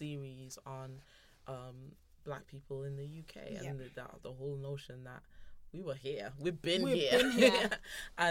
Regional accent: St. Vincent & Grenadines; now in Birmingham, United Kingdom; I grew up in the Caribbean, so I grew up in St. Vincent and the Grenadines

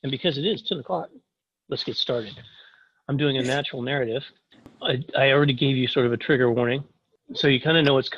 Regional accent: Kansas, United States; moved away as an adult; also born or lived in Taiwan; I grew up in Kansas, farm boy sort of thing, middle of nowhere, Kansas

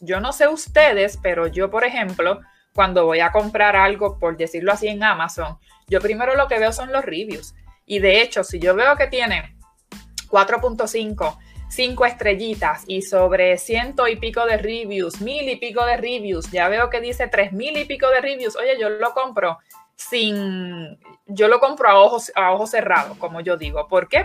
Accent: Puerto Rico; los puertorriqueños somos

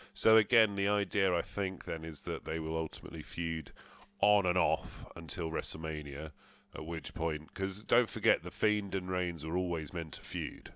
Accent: England, United Kingdom; we're English

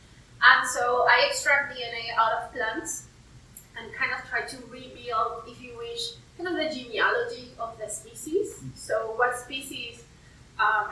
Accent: Peru; now in West Virginia, United States; I'm originally from Peru

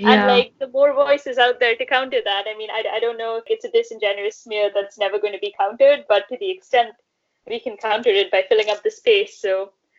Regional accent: India; moved away as an adult; also born or lived in United States / United Kingdom; now in London, United Kingdom; I'm working in London. I'm an Indian citizen.

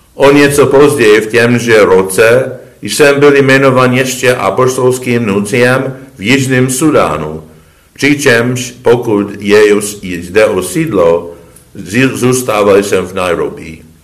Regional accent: United States; moved away as an adult; also born or lived in Rome, Italy; ve Spojených státech, v mé rodné zemi

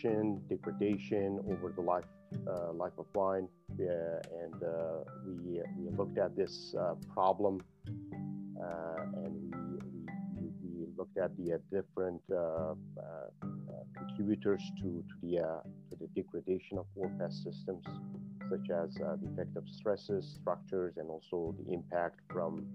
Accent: near Kurdistan, Iran; moved away as an adult; also born or lived in Tehran, Iran / Quebec City, Canada; now in Canada; I was an instructor at University of Kurdistan in near my hometown in Iran, west of Iran. And then in 2005, I moved to Canada

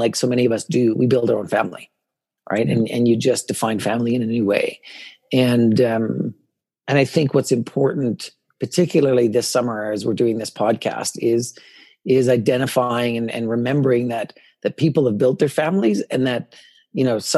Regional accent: Morinville, Alberta, Canada; first language English; also born or lived in Edmonton; a conservative rural boy growing up in Morinville to come to the city

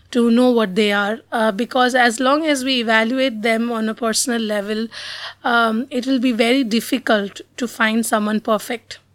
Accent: Mumbai, Maharashtra, India; I was born and brought up in Bombay

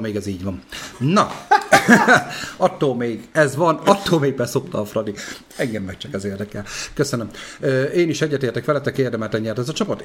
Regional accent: Debrecen, Hajdú-Bihar, Hungary; Debreceni vagyok

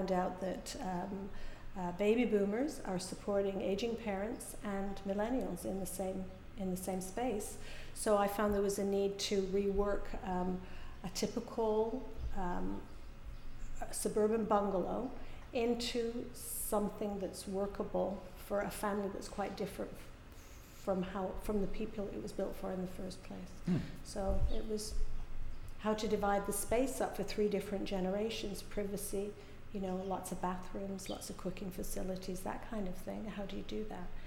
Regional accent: England, United Kingdom; moved away as an adult; also born or lived in Calgary, Canada; now in Canada; I was born in England. I went to school in England

